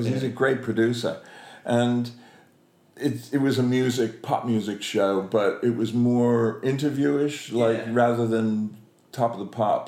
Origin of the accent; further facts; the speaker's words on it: United States; now in London, United Kingdom; I'm an American actor living in London